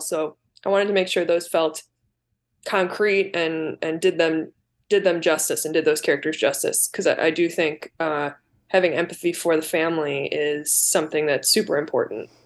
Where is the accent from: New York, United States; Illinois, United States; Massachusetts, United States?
Illinois, United States; Southwest suburbs of Chicago; also born or lived in Glen Ellyn, Illinois; I grew up in the South, Su-, Southwest suburbs